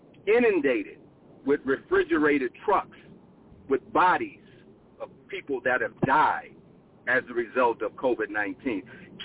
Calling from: Phoenix, Arizona, United States; I'm calling from Phoenix, Arizona.

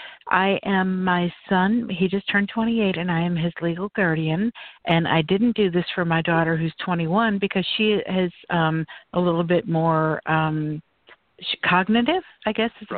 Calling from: Florida, United States; I'm calling from Florida. And I'm not just calling from Florida. I'm calling from my lanai in the state of Florida.

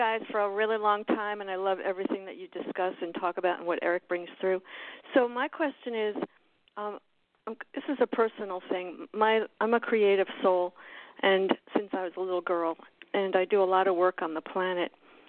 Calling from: Miami, Florida, United States; I'm from Miami, Florida.

